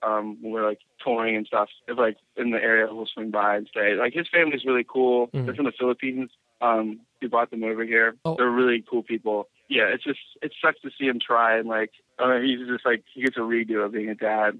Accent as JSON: {"language": "English", "town": "Jamison", "region": "Pennsylvania", "country": "United States", "tie": "born or raised there", "also_born_or_lived": "Knoxville, Tennessee"}